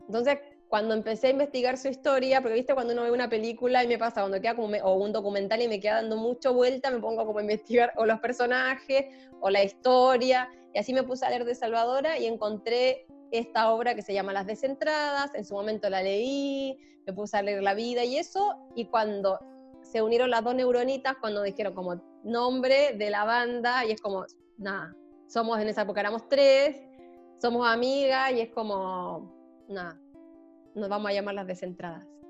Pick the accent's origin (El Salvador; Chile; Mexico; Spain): Chile; soy chilena